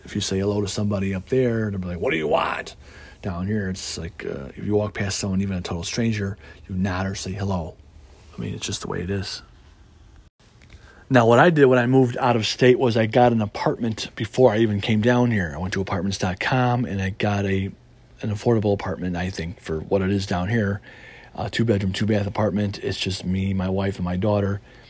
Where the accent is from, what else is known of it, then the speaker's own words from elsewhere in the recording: Chicago, Illinois, United States; now in Mississippi, United States; As a lot of you guys know, I came from the Midwest, from Chicago down here to Mississippi on the Gulf Coast.